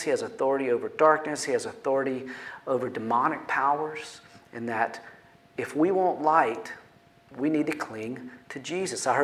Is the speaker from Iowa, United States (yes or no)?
no; North Carolina, United States; I grew up in North Carolina